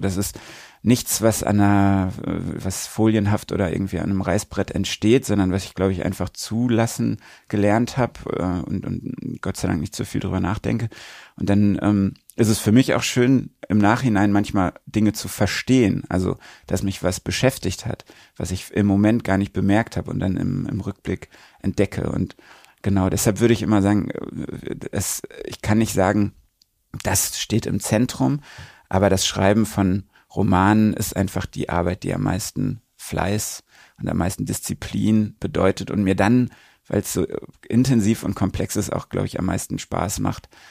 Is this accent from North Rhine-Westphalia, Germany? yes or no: yes; Recklinghausen, North Rhine-Westphalia, Germany; Recklinghausen, meine Heimatstadt